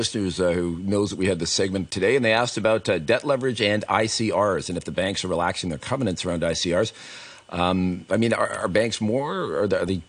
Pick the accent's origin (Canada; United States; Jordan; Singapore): Canada; I'm from Canada.